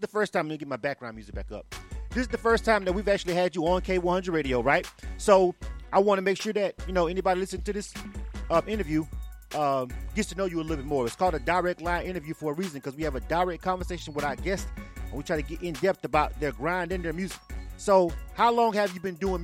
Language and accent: English; the South, United States; I'm from the South